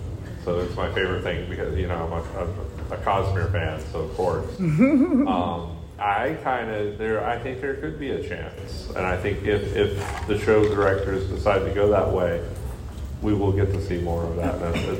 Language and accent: English; Georgia, United States; I'm from Georgia, and that's a state away from us.